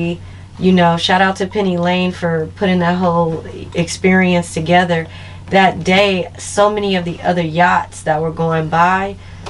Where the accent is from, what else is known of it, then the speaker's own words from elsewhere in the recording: Los Angeles, California, United States; also born or lived in New Orleans, Louisiana; I'm from Los Angeles. From the Crenshaw District